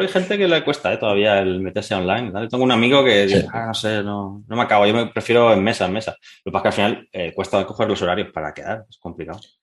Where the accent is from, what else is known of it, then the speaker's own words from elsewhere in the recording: Alboraya, Valencian Community, Spain; de mi pueblo, soy de Alboraya, un pueblo cerca de, de, Valencia